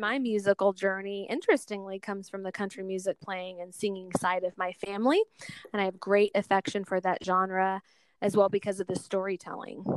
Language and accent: English; Seattle, Washington, United States; growing up in Seattle in the 80s